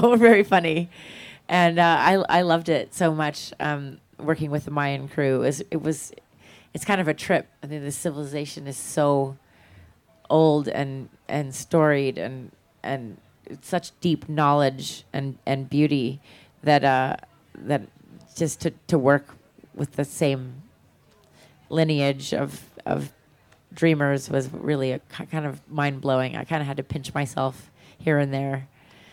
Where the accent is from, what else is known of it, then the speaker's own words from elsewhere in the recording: New York City, New York, United States; I'm from New York City